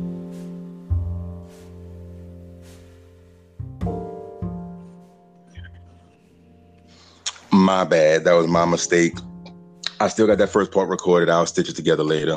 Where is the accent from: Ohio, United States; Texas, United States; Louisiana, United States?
Louisiana, United States; Bridge City; also born or lived in Baton Rouge, Louisiana; I was raised, Bridge City, Louisiana. I was born in Baton Rouge.